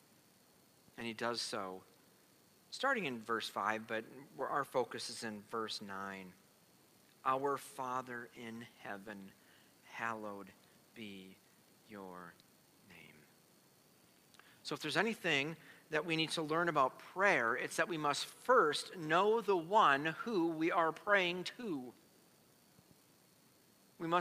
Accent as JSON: {"language": "English", "country": "United States", "said": "As American Christians"}